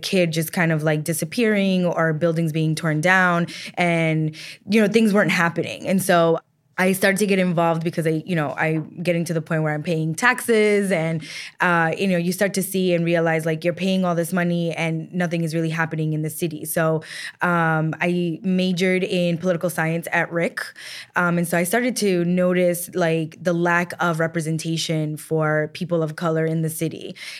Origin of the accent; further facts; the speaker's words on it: Rhode Island, United States; I was born and raised in Rhode Island. My parents migrated here from Columbia in the early 80s. I'm first generation. I went to our public schools.